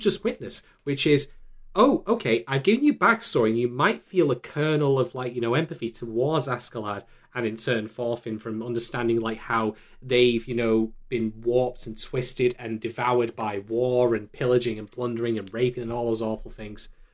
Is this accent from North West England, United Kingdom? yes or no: yes; Manchester, North West England, United Kingdom; my hometown